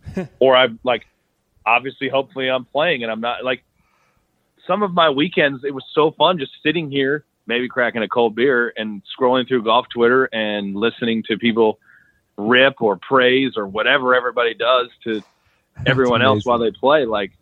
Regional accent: Dallas, Texas, United States; born or raised there

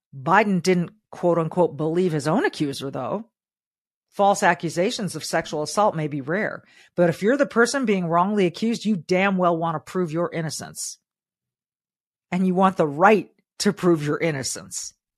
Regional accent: Southern California, United States; I was raised in Southern California

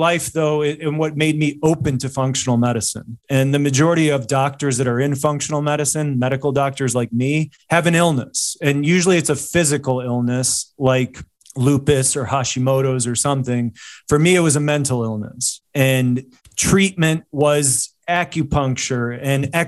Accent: Chicago, Illinois, United States; living and growing up in Chicago

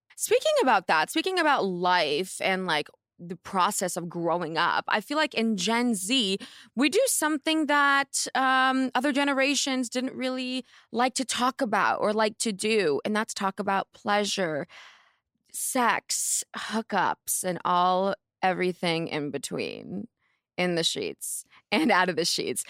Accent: Palo Alto, California, United States; I'm from Palo Alto

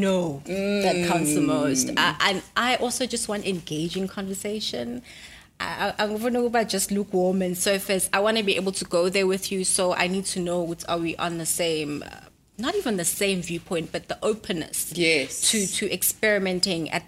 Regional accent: Durban, KwaZulu-Natal, South Africa; Durban. I'm from Durban

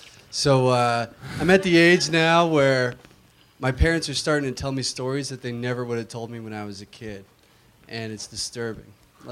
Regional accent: Florida, United States

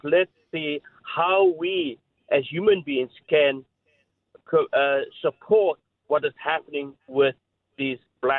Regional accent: South Africa; moved away; I grew up in South Africa through the era of apartheid

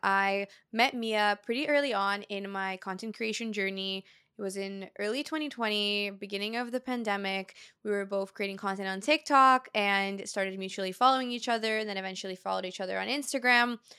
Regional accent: Brazil; moved away; Because I grew up in Brazil, I speak Portuguese fluently

